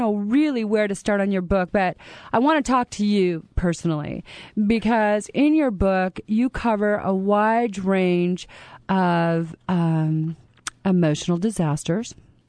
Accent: Canada; moved away; You know, I'm a Canadian

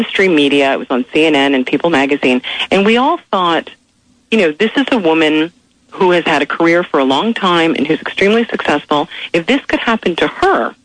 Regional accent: Canada; moved away; also born or lived in Philadelphia; I am from Canada, and which is the country I love very much

